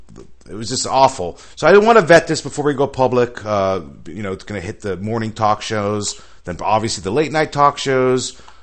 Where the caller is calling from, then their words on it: Lovelock, Nevada, United States; Calling actually from the home office out of Lovelock, Nevada. It's Lovelock, Nevada.